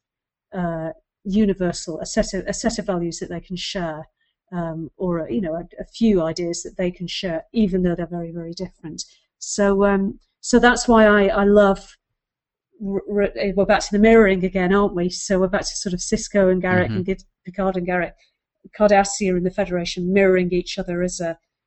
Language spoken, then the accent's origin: English; United Kingdom; being a British viewer of an American show